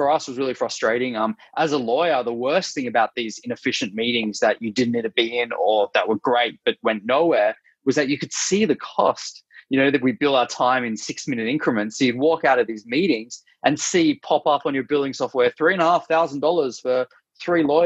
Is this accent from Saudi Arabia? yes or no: no; Australia; accent: Australian; moved away as an adult; now in San Francisco, United States; I'm Australian originally, as you can hear from my accent, based in San Francisco.